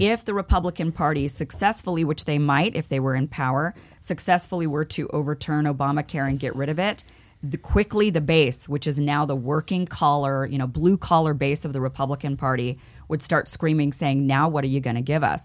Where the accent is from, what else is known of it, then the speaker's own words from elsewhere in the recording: Idaho, United States; now in Los Angeles, United States; I grew up in Idaho, I'm from Idaho.